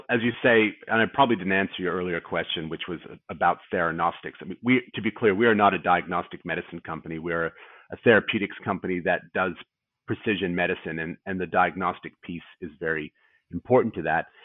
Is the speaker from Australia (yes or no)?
yes; Australia; accent: North American; despite my funny North American accent, I'm obviously an Australian